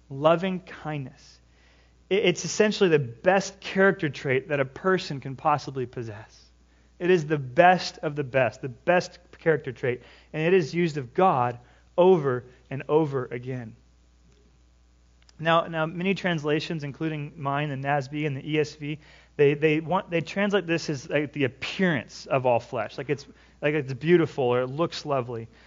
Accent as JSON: {"language": "English", "region": "California", "country": "United States", "lives_now": "Washington, United States", "said": "I live in Washington. What do you water your grass for? I came from California."}